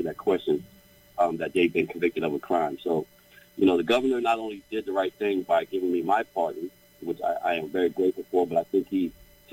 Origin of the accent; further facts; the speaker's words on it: Trenton, New Jersey, United States; also born or lived in Asbury Park, New Jersey; I grew up in Trenton all my life